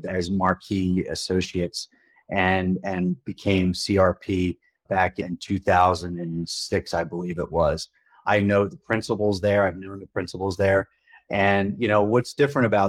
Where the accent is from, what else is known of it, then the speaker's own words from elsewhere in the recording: Philadelphia, Pennsylvania, United States; moved away as an adult; now in Colorado, United States; I'm originally from Philadelphia